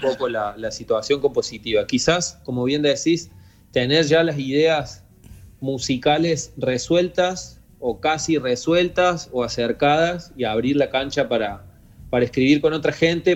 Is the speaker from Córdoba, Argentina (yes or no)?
yes; Río Tercero, Córdoba, Argentina; moved away; somos dos pibes de Río Tercero, ya no tan pibes. Sí, sí. Pero, pero éramos dos pibes que vivían en Río Tercero, que era una ciudad muy chica del interior